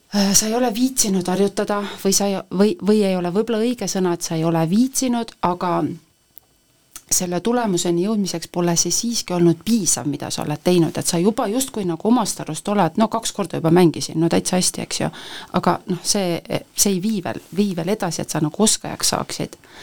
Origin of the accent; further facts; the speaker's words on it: Põltsamaa, Jõgeva County, Estonia; also born or lived in Tallinn; ma lähen ikkagi ka Põltsamaale, et see on minu kodukoht